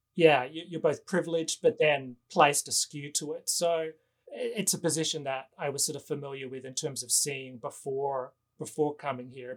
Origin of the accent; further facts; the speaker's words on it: Australia; now in Los Angeles, United States; I am an American citizen, but I was born in Australia